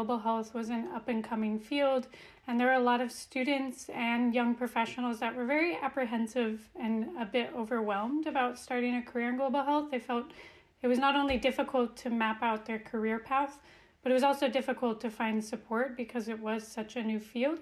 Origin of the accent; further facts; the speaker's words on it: Reno, Nevada, United States; now in Copenhagen, Denmark; I am originally from the West Coast, from Reno, Nevada, and now I'm based in Copenhagen, Denmark.